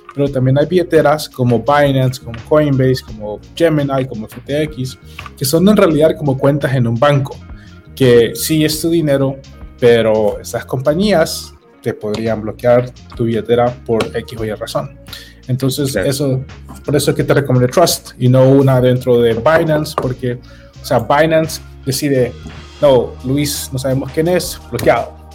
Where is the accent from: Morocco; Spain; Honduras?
Honduras